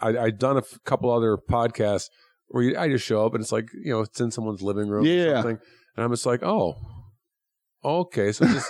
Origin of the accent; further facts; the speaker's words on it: Chicago, Illinois, United States; I'm from Chicago, so I'm used to cold